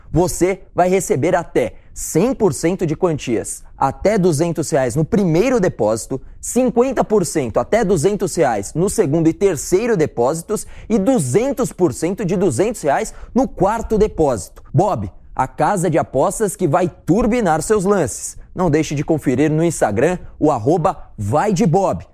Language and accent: Portuguese; Brazil; moved away as an adult; also born or lived in Netherlands / Italy / France; Eu sou um atleta, ex-atleta, que saí do Brasil com 18 anos